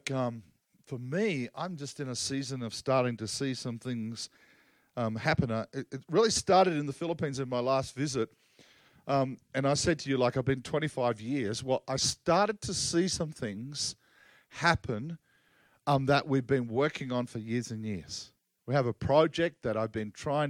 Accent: Australia; I'm Aussie

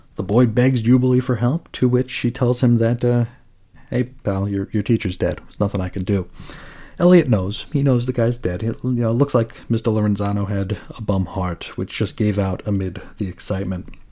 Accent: New York, United States; also born or lived in Long Island; now in Arizona, United States; growing up in New York

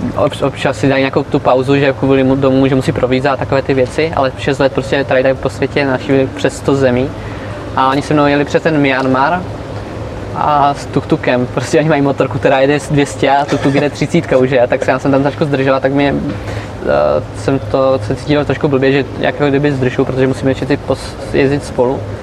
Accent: Czechia; Protože Češi jsou hodně vynálezaví, to jako my máme

